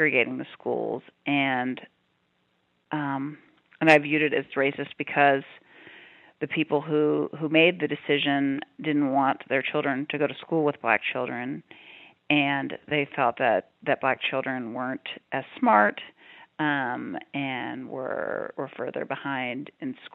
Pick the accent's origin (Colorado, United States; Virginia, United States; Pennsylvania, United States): Virginia, United States; Prince Edward County; moved away as an adult; also born or lived in Oregon / California; I grew up in Prince Edward County and spent most of my life there before I went off to college